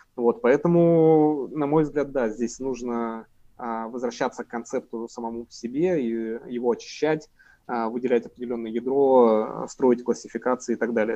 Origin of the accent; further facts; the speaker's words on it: Sverdlovsk Oblast, Russia; я из Свердловской области